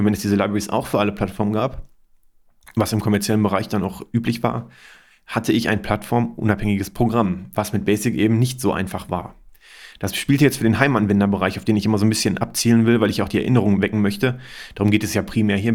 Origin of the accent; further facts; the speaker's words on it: Germany; hier bei uns in Deutschland